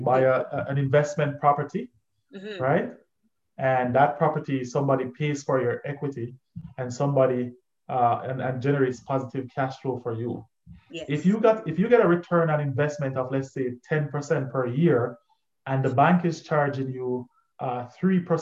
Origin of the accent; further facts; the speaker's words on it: Spanish Town, Saint Catherine, Jamaica; I grew up in Spanish town